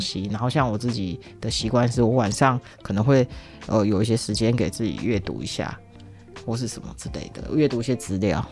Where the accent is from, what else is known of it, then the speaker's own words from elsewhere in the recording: Tainan, Taiwan; also born or lived in Japan; 毕竟我南部人嘛，台南人